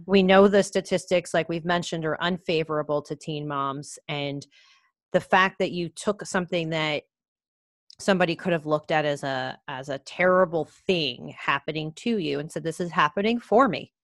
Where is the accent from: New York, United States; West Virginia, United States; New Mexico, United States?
New York, United States; I grew up in New York